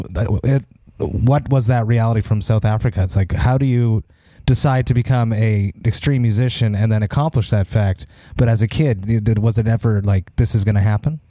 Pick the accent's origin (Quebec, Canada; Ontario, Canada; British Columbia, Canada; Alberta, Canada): Quebec, Canada; Montreal; I'm from Montreal